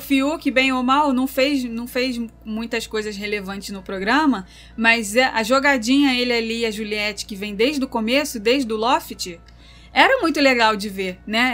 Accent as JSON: {"language": "Portuguese", "region": "Rio de Janeiro", "country": "Brazil", "said": "nós somos do Meyer"}